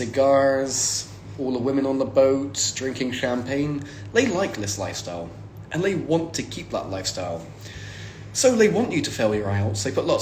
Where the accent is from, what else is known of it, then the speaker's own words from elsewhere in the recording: South West England, United Kingdom; now in Saint Petersburg, Russia; I mean, I'm living in St. Pete's normally. And everyone's like, oh, it must be really hard. It's like, I come from England. It's basically the same.